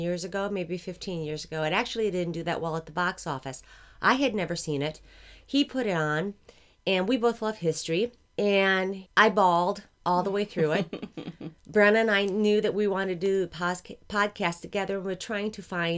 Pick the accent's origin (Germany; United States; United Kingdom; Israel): United States; Greenville, Michigan; I grew up in Greenville, Michigan, which is maybe an hour and a half, 2 hours away from